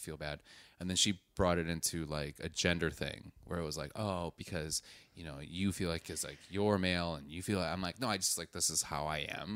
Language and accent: English; Wisconsin, United States; I'm from Wisconsin, so I know the hunting lingo